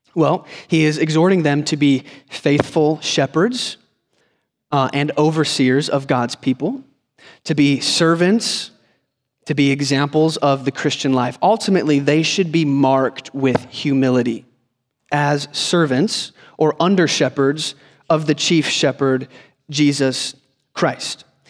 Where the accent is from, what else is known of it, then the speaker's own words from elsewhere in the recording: Northeast Ohio, United States; moved away; I grew up in Ohio, Northeast Ohio, so winters were long.